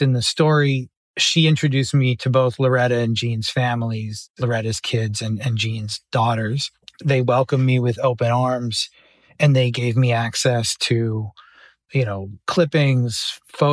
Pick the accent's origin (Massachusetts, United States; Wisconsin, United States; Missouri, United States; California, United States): Massachusetts, United States; Boston; growing up in Boston